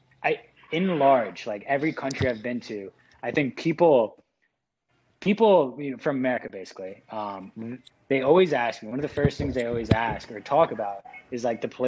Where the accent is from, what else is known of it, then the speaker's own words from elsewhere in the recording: United States; moved away; also born or lived in China; I lived in China for however long, and like being in America, yeah, it's like I'll say I'm American